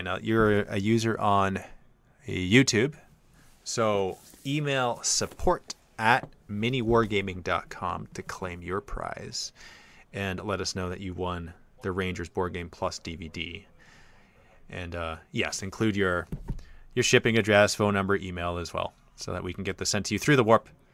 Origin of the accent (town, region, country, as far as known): Australia; accent: Australian